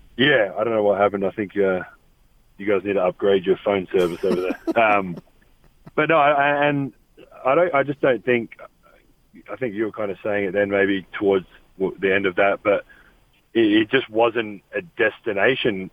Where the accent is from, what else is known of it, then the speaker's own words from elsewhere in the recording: Australia; moved away as an adult; now in Salt Lake City, United States; Growing up in Australia